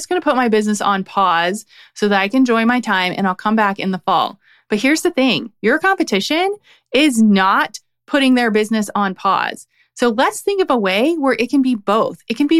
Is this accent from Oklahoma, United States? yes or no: no; Ohio, United States; I don't remember how we met, but we're both from Ohio, which is awesome.